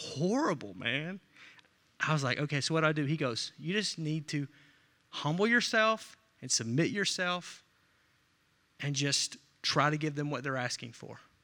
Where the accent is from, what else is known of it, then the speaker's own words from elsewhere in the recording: Arkansas, United States; I'm from Arkansas